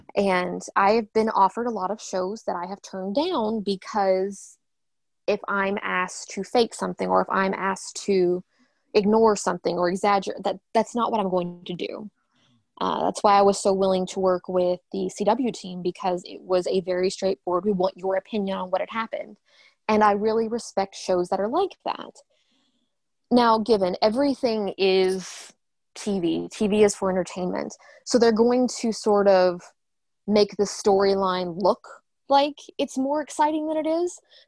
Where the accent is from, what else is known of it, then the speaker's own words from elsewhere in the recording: the Bible Belt, United States; I grew up in the Bible Belt.